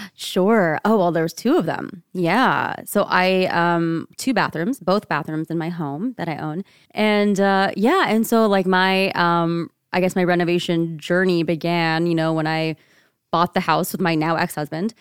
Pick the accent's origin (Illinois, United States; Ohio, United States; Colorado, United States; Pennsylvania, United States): Ohio, United States; rural; moved away as an adult; now in Seattle, United States; I grew up in rural Ohio, child, daughter of, um, Indian immigrants. Um, spent my entire eighteen years growing up there in one place.